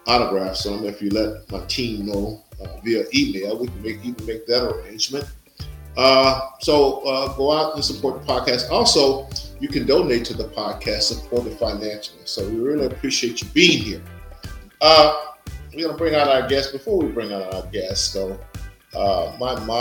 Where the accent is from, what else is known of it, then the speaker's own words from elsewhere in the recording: Natchez, Mississippi, United States; moved away; my hometown, Natchez, Mississippi